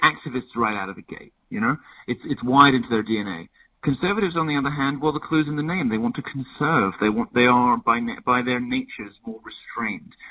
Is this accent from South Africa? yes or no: no; United Kingdom; being a Brit